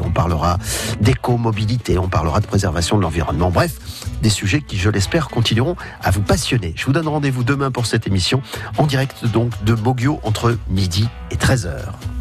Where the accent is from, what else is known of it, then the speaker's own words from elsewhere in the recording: Jeumont, Hauts-de-France, France; moved away; je suis né à Jemont. Vous m'avez rappelé que j'étais né là-bas, surtout parce que j'en suis parti il y a très, très longtemps